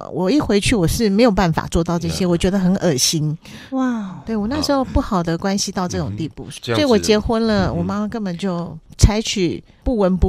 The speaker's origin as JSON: {"language": "Chinese", "region": "Kaohsiung", "country": "Taiwan", "said": "我是高雄人，是，然后娘家在高雄，"}